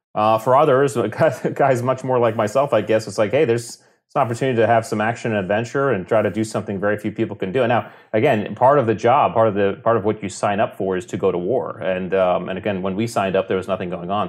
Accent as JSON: {"language": "English", "region": "Connecticut", "country": "United States", "tie": "born or raised there", "said": "we grew up in Connecticut on the coast"}